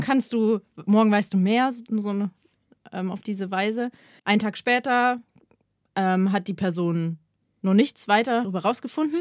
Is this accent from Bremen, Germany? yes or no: no; Ingolstadt, Bavaria, Germany; moved away; ich bin in meine Heimatstadt gegangen, in den Jodel. Äh, und zwar nach Ingolstadt